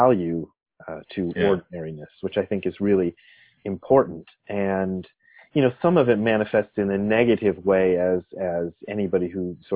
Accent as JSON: {"language": "English", "town": "Akron", "region": "Ohio", "country": "United States", "tie": "born or raised there", "also_born_or_lived": "Nairobi, Kenya / Japan", "moved": "as an adult", "lives_now": "Los Angeles, United States", "said": "still the place that I've spent most of the time is in and around Akron, Ohio"}